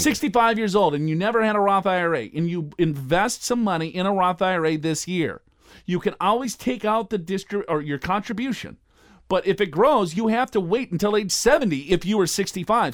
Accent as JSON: {"language": "English", "town": "Minneapolis", "region": "Minnesota", "country": "United States", "tie": "born or raised there", "said": "I was born and raised in Minneapolis, Minnesota."}